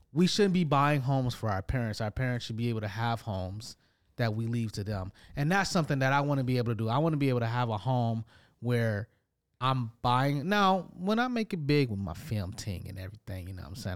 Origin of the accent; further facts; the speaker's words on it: Detroit, Michigan, United States; now in Toronto, Canada; growing up in Detroit